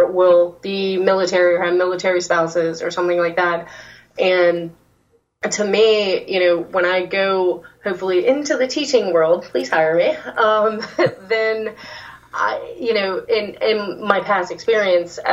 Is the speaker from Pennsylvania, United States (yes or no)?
no; Louisiana, United States; accent: Southern; moved away; I'm actually a Louisiana, like, mostly raised there